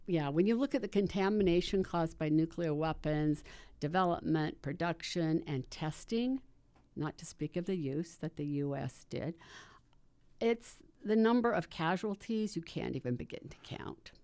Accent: Salt Lake City, Utah, United States; I am from Salt Lake City

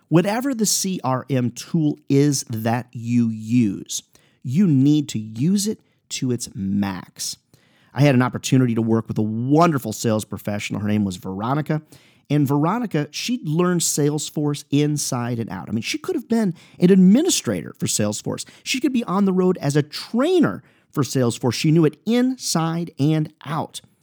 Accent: Clinton, Iowa, United States; I'm an Iowa guy. I was born in Iowa, Clinton, Iowa.

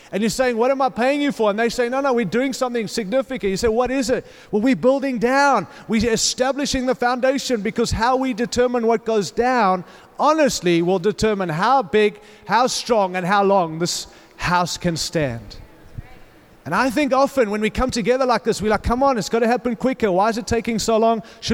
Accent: Denver, Colorado, United States; I come from Denver. We have a good one.

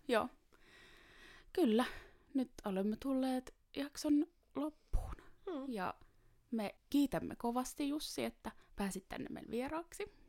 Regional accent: Taivassalo, Southwest Finland, Finland; moved away; also born or lived in Seinäjoki; itse tuun Varsinais-Suomesta, niin oli aika erilainen paikka kuitenkin kuin vaikka Joo. pikkupaikka Taivassalo, mistä mä kotoisin

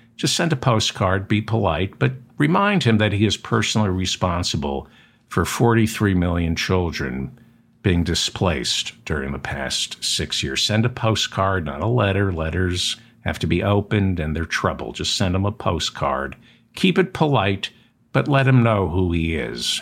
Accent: New Jersey, United States; I'm from New Jersey

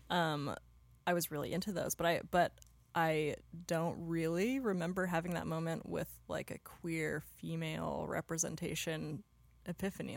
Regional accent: Pacific Northwest, United States; moved away as an adult; also born or lived in Los Angeles; now in Portland, United States; I grew up near there in the Pacific Northwest

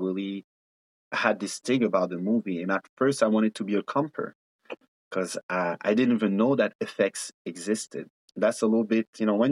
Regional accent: Ethiopia; also born or lived in Ivory Coast / Mali; now in Canada; I'm a very proud African born and raised in Ethiopia, coming from Ivory Coast and Mali

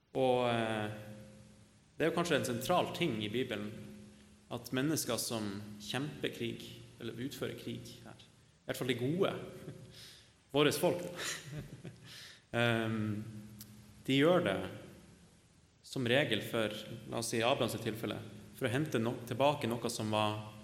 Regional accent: Northern Norway, Norway; av legning så er jeg nordlending

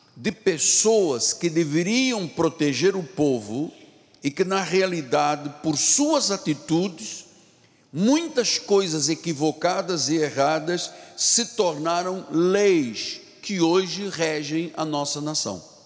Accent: Brazil

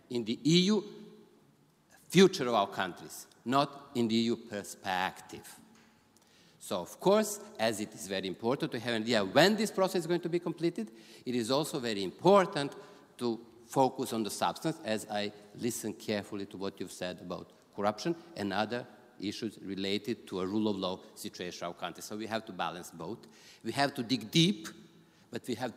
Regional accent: Gnjilane, Kosovo; moved away; also born or lived in Serbia; I was born there and as you might know. So I'm coming from Gnjilane.

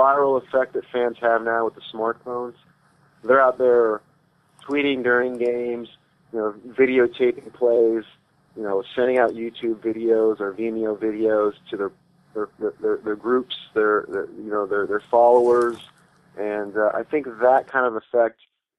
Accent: East Lansing, Michigan, United States; born there; I have to go back to when I was born. I was born in Spartan Village at Michigan State.

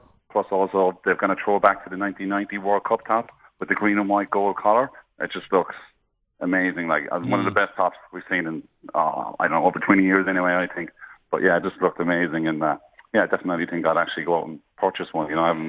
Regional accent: Ireland; now in Richmond, Australia; I'm from Ireland

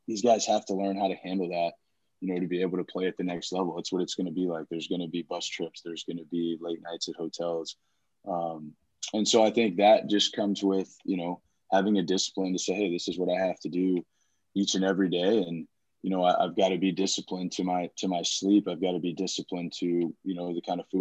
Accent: San Antonio, Texas, United States; I grew up in San Antonio, played baseball pretty much, you know, my whole life

